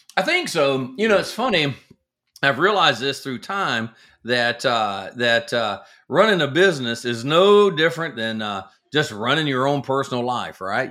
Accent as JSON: {"language": "English", "region": "the South", "country": "United States", "tie": "born or raised there", "said": "I grew up in the South"}